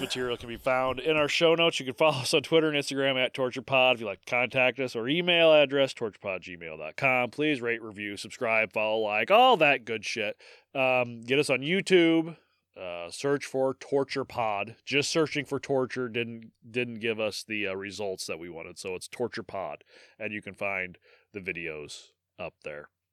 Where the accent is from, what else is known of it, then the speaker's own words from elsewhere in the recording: Midwest, United States; accent: Midwestern; I am an American podcast host